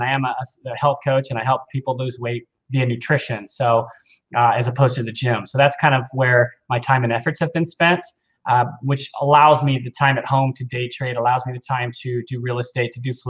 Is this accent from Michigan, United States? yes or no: no; Cerritos, California, United States; also born or lived in Aliso Viejo, California / Huntington Beach, California; I grew up in Cerritos, which is next to Long Beach